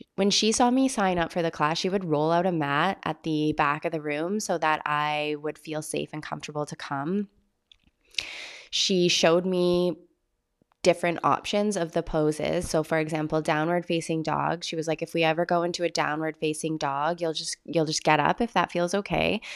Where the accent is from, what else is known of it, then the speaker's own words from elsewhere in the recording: Vancouver Island, British Columbia, Canada; my hometown on Vancouver Island